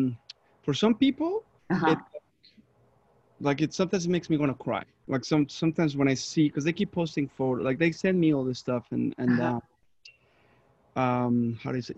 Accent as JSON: {"language": "English", "country": "Mexico", "moved": "yes", "said": "I'm from Mexico"}